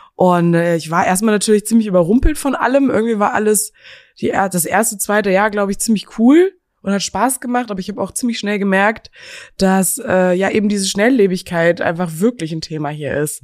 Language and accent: German; Geilenkirchen, North Rhine-Westphalia, Germany; moved away as an adult; now in Berlin, Germany; geboren aber in Geilenkirchen in Nordrhein-Westfalen